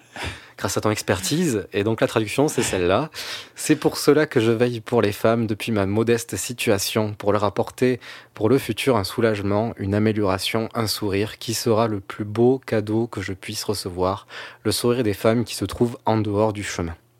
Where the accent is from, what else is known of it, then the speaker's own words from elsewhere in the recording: France; en tant que Français, restons humbles